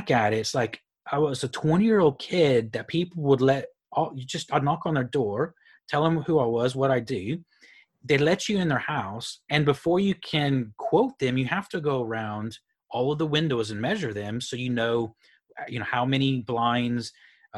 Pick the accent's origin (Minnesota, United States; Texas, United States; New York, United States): Texas, United States; Houston; moved away as an adult; also born or lived in Phoenix, Arizona / Amarillo, Texas; I grew up in Houston